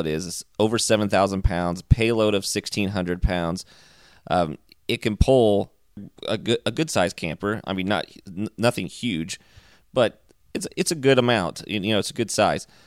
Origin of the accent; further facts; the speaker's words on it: Indiana, United States; I grew up in Indiana, and my parents had a full service gas station with automotive repair